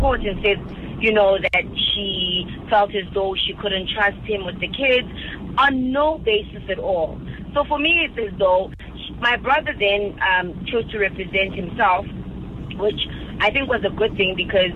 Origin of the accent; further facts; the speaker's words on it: Mpumalanga, South Africa; I'm originally from Mpumalanga